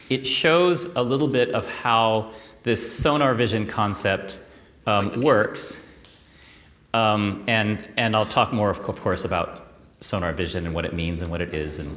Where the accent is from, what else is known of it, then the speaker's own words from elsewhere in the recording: California, United States; I come from California, so I came 7,000 miles to uh, be here with you.